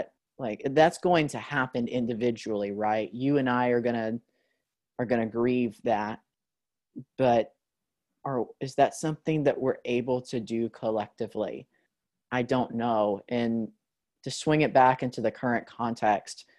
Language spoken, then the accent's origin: English; United States; we're from America